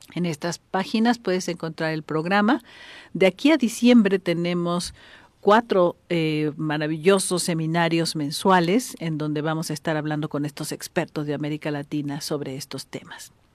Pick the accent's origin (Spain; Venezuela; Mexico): Mexico; yo nací en México, pero tres de mis hermanos son colombianos, cuatro somos mexicanos